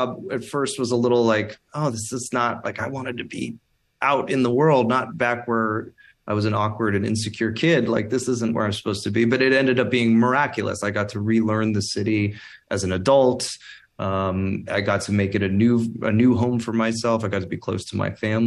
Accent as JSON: {"language": "English", "town": "Toronto", "region": "Ontario", "country": "Canada", "tie": "born or raised there", "moved": "as an adult", "lives_now": "Los Angeles, United States", "said": "I'm from Toronto. I was born and raised in Toronto."}